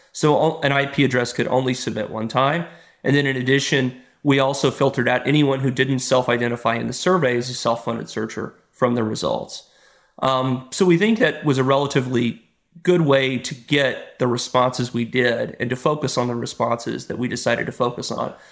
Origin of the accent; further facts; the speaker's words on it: Texas, United States; moved away; I'm from Texas originally